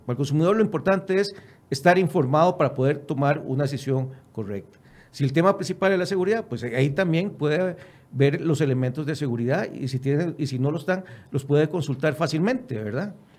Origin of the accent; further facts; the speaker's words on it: Costa Rica; nosotros como costarricenses